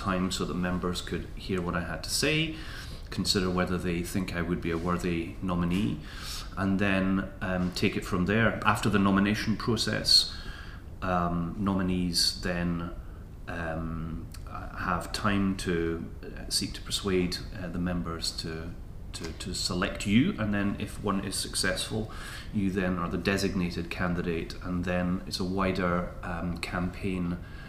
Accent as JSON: {"language": "English", "town": "Edinburgh", "region": "Scotland", "country": "United Kingdom", "tie": "born or raised there", "also_born_or_lived": "London / Moray", "said": "I grew up in Stockbridge. I went to Broughton High School. My first jobs were in the centre of Edinburgh. It's where I've come back to. It's Edinburgh is where I live."}